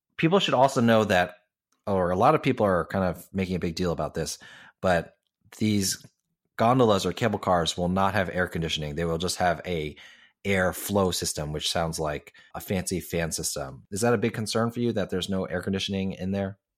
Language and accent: English; Hong Kong; moved away; I grew up in Hong Kong going to Ocean Park